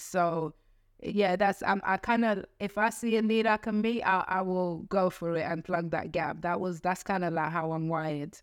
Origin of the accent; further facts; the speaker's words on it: London, United Kingdom; I grew up in East London